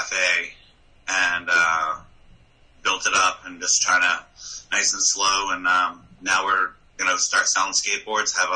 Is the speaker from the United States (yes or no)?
yes; Exeter, New Hampshire, United States; also born or lived in Dover, New Hampshire / York, Maine / Virginia; I was born in Dover, lived in York, Maine, and then moved to Exeter for the most part. Second grade, was when my parents bought the restaurant. Or first grade, yeah. And then lived in Exeter most of my life.